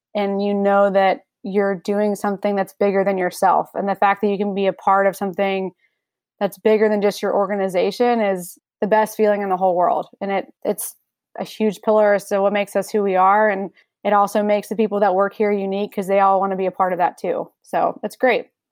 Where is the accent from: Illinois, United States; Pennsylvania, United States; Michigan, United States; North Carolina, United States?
North Carolina, United States; Raleigh; I'm born and raised in Raleigh, so I've only ever lived here